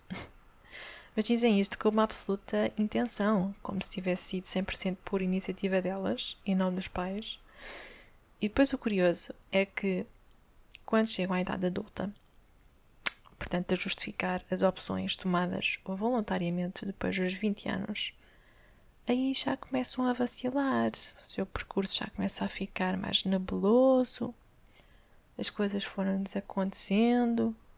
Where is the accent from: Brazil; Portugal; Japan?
Portugal; Amadora, Lisbon; eu cresci na Brandoa, esse belo bairro social